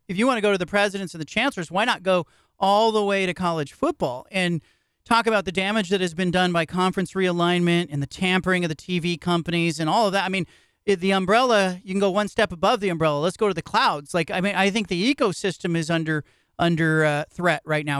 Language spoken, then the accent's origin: English; Bay Area, California, United States; I grew up in the Bay Area, and I grew up watching Stanford and Cal play everybody else